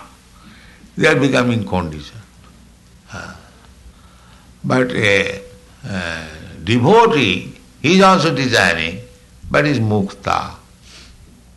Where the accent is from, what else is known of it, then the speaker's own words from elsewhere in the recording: India; I am Indian